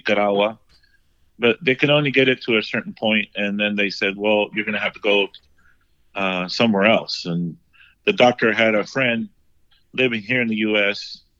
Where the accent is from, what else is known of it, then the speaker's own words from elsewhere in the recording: Chino, California, United States; also born or lived in Los Angeles, California; later on, I grew up in Chino, California. Was kind of like my elementary, mid-elementary age, I went to Chino. And, that's where I grew up, in that area.